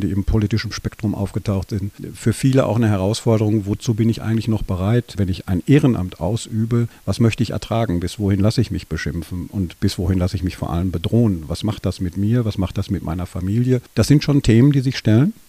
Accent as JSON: {"language": "German", "town": "Dortmund", "region": "North Rhine-Westphalia", "country": "Germany", "tie": "born or raised there", "said": "ich bin in Dortmund geboren, lebe gerne in Dortmund, habe auch immer in Dortmund gelebt"}